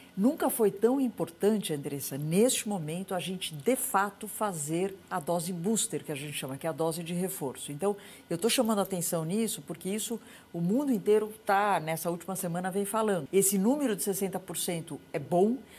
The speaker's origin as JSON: {"language": "Portuguese", "country": "Brazil"}